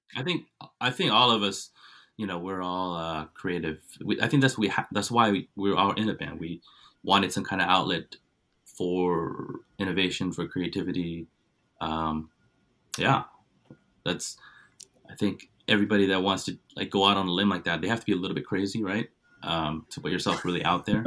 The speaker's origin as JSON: {"language": "English", "town": "Cupertino", "region": "California", "country": "United States", "tie": "born or raised there", "also_born_or_lived": "Santa Clara / South Korea", "said": "we moved to a town called Cupertino"}